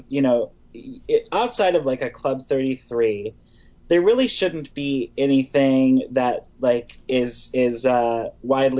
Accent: Wisconsin, United States; I grew up in Wisconsin

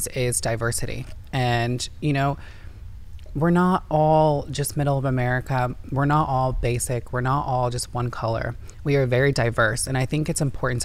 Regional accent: Indiana, United States; now in California, United States; I'm from Indiana, and I grew up with all white people.

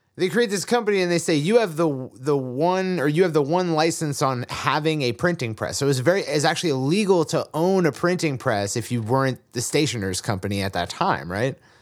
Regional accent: Massachusetts, United States; I was raised in Massachusetts

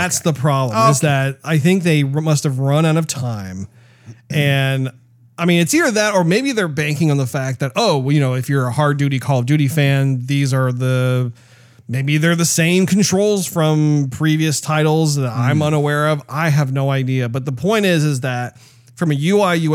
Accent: United States; as an American

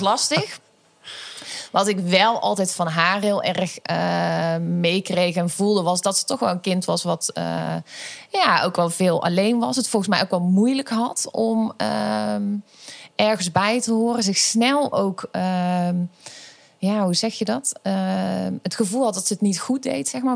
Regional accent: Schijndel, North Brabant, Netherlands; geboren en getogen in Schijndel

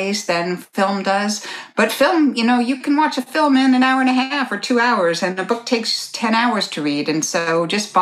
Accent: Midwest of the United States, United States; I grew up Irish Catholic in the Midwest of Chicago, Midwest of the United States

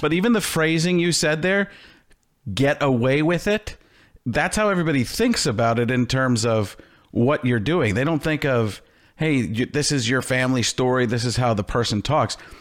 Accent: Midwest, United States; I grew up in the Midwest.

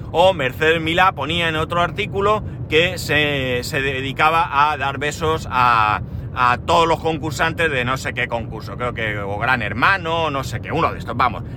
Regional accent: Spain

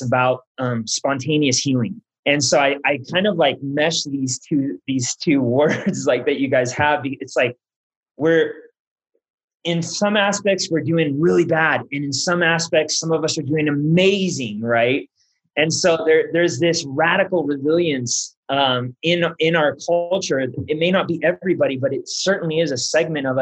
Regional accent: Southern California, United States; also born or lived in Miami; I'm from Southern California, so we grew up saying rad all the time

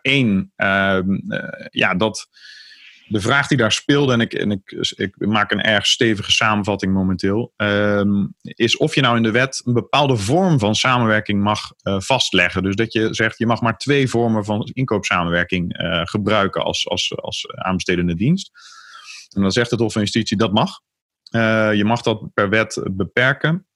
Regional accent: Vught, North Brabant, Netherlands; de plaats waar ik uiteindelijk mijn hele jeugd heb gewoond, Vught

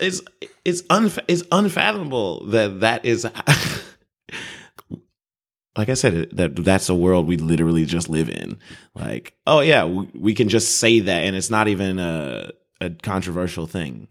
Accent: Chicago, Illinois, United States; I'm not from Chicago

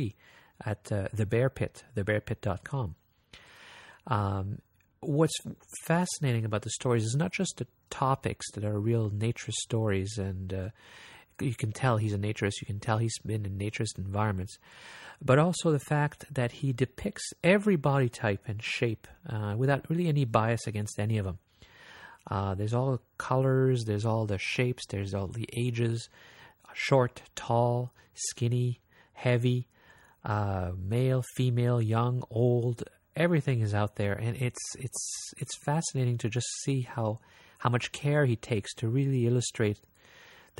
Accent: Quebec, Canada; first language French; English is a second language; I grew up French-speaking. And I grew up in Quebec

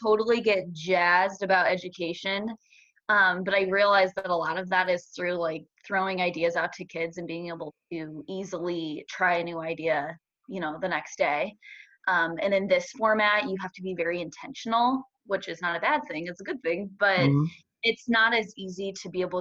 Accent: Omaha, Nebraska, United States; I am from the Omaha area, and I went to Westside Public Schools.

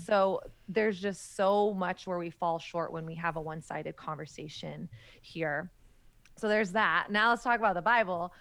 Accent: the South, United States; moved away as an adult; now in New York City, United States; I grew up in Southern Christian culture in the height of the purity movement

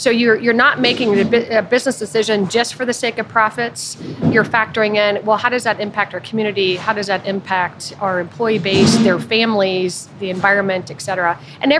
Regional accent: Youngstown, Ohio, United States; also born or lived in Columbus, Ohio; now in Cincinnati, United States; I grew up in Youngstown, Northeast Ohio

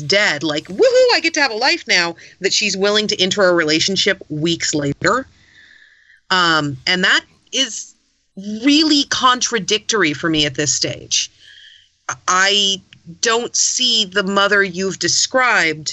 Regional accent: California, United States; as a Californian

